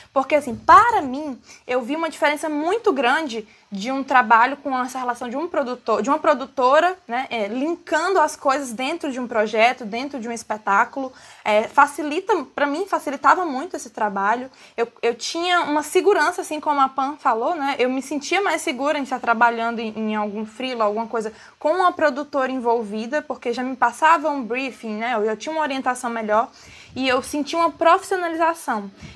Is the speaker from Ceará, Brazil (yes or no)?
yes; Fortaleza, Ceará, Brazil; sou de Fortaleza, Ceará